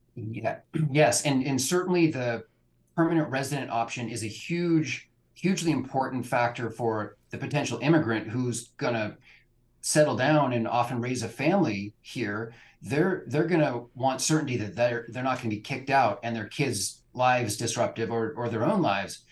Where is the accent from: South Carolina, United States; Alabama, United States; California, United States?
California, United States; Bay Area; also born or lived in Budapest, Hungary; now in Portland, United States; I grew up in California, but escaped the Bay Area to land in Portland, Oregon.